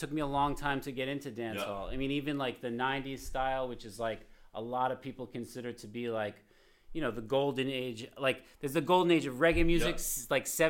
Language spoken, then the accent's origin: English; Cape Cod, Massachusetts, United States; I am from here for sure